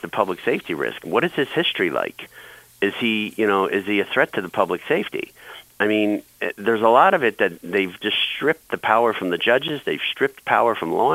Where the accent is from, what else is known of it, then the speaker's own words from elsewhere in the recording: New York, United States; as a New Yorker